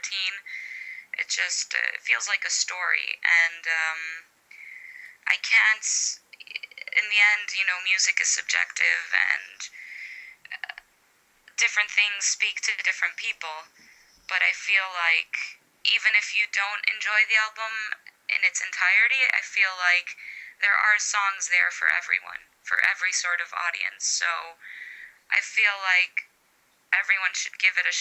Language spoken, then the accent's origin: English; Chicago, Illinois, United States; I was born and raised in Chicago